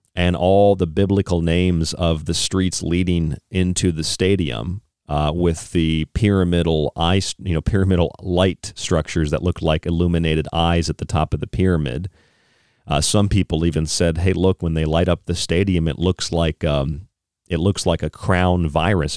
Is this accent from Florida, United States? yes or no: yes; Tampa, Florida, United States; I'm from Tampa